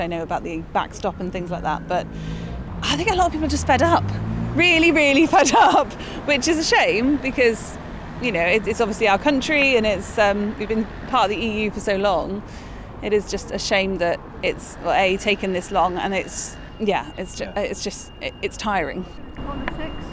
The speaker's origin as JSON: {"language": "English", "town": "Bristol", "region": "South West England", "country": "United Kingdom", "moved": "yes", "lives_now": "Taunton, United Kingdom", "said": "I'm from Bristol"}